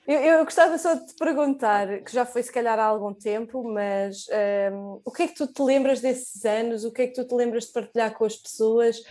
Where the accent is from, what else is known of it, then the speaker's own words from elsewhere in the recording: Portugal; a que temos enquanto portugueses